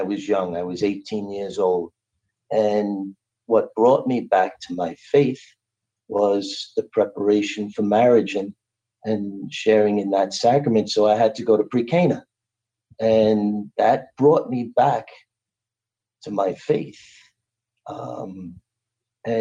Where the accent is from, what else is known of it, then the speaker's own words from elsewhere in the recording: New York City, New York, United States; I grew up in Brooklyn.